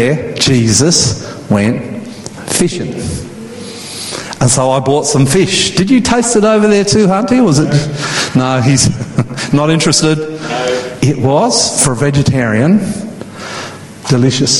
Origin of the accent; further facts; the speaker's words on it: Queensland, Australia; I grew up water skiing in Queensland next to beautiful Somerset Dam.